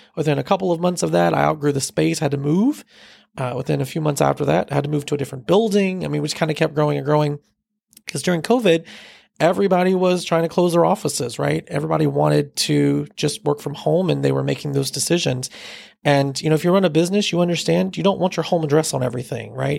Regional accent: Fort Mill, South Carolina, United States; I grew up in the Fort Mill area, so I'm a local

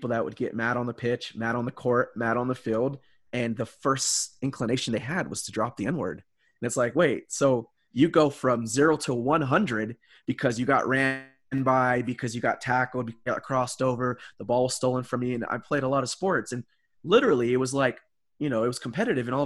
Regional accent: Hawaii, United States; I was born in Hawaii, raised by my Puerto Rican grandma, and she made it very clear like it's going to be tough.

